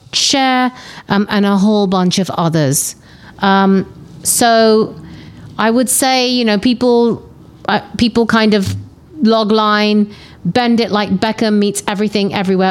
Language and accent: English; London, United Kingdom; I was a young Indian Asian girl growing up in London